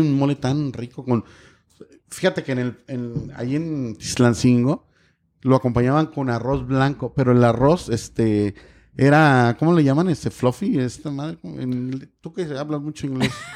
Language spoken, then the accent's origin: Spanish; Guerrero, Mexico; tengo muchos recuerdos de mi infancia en Guerrero, en, en la sierra